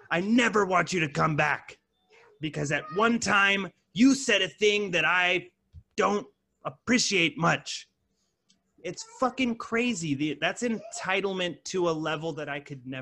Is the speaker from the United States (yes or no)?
yes; California, United States; now in Arizona, United States; I live in Arizona now. But I'm from California